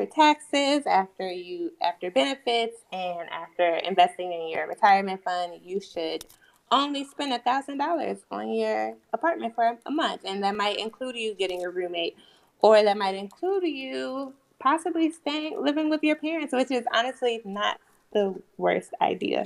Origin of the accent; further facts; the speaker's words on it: Chicago, Illinois, United States; moved away as an adult; now in Washington, D.C., United States; I am originally from Chicago, Illinois, born and raised